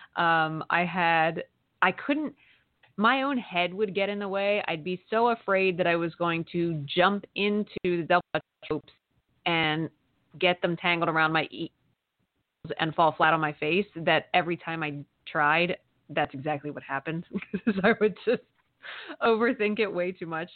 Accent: Amish country in Pennsylvania, United States; I grew up in Amish country in Pennsylvania

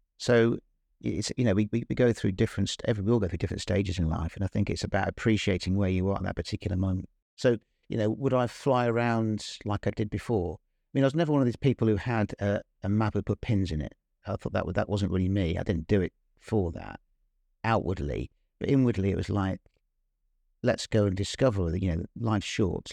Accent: Northampton, East Midlands, United Kingdom; I was born and brought up in Northampton

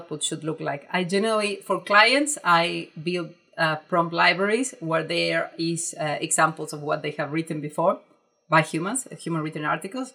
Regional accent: Argentina; English is a second language; I write in a very direct way, in a very Argentinian way.

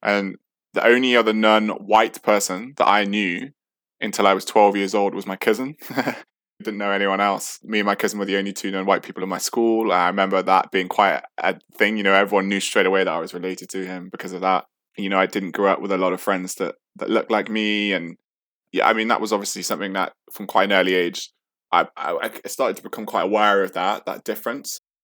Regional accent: the middle of England, Midlands, United Kingdom; accent: British; also born or lived in Sheffield / St. Vincent; I grew up in the middle of England

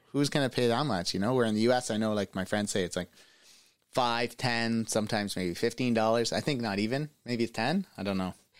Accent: Canada; As a Canadian

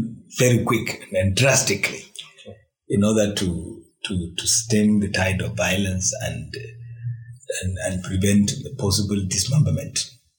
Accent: Nigeria; But Nigerians really do not trust the Nigerian state. They do not believe in the country. They are not patriotic. We do not have any shared narrative

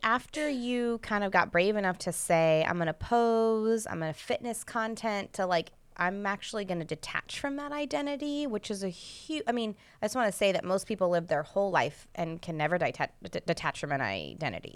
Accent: United States; the culture that I grew up in in the United States

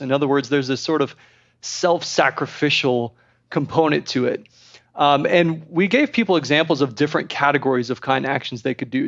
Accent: Texas, United States; I'm from Texas

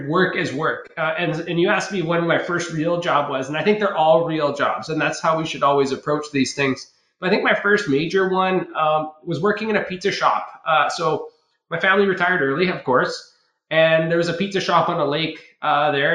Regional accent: Ucluelet, British Columbia, Canada; also born or lived in Tofino / Nanaimo; I grew up on Vancouver Island. It's the west coast of Canada, a small little town called, well, I was in Ucluelet, but I was born in Tofino.

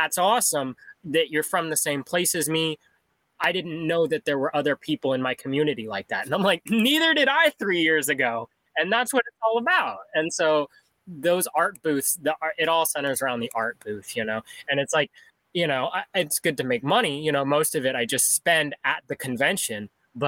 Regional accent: Seattle, Washington, United States; I was born in Seattle. I've lived here all my life

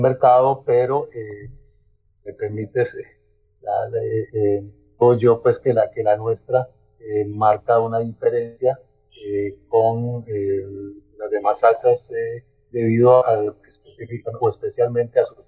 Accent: Tilarán, Guanacaste, Costa Rica; yo soy de Tilarán

